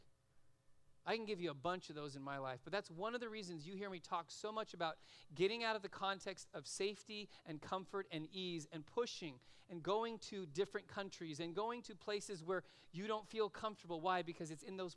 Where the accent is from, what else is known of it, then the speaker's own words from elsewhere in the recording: Los Angeles, California, United States; moved away as an adult; also born or lived in Oregon; now in Simi Valley, United States; I grew up in San Fernando Valley. I grew up in Van Nuys, so virtually I grew up in L.A.